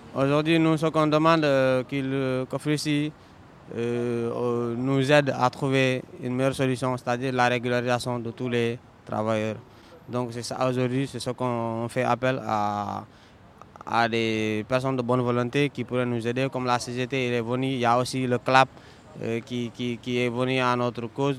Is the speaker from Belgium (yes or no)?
no; Senegal; now in Paris, France; je suis sénégalais